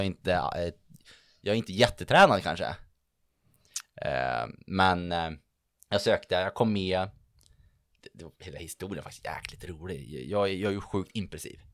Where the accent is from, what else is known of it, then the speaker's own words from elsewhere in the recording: Örnsköldsvik, Västernorrland County, Sweden; moved away as an adult; also born or lived in Uppsala; now in Stockholm, Sweden; från Örnsköldsvik, född och uppvuxen mitt ute ingenstans där, men väldigt nöjd över det. Bor nu i Stockholm